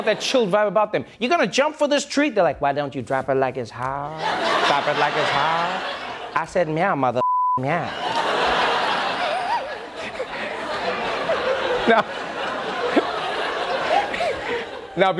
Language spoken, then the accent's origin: English; South Africa; As a South African